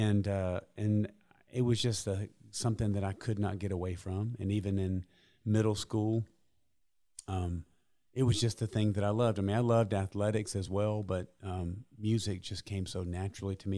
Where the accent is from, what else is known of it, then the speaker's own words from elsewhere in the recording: Columbus, United States; I grew up in Columbus. I love Columbus. I, I've been here my entire life